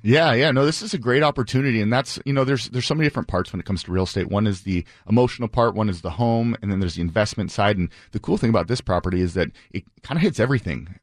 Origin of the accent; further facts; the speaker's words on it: Bainbridge Island, Washington, United States; I grew up on Bainbridge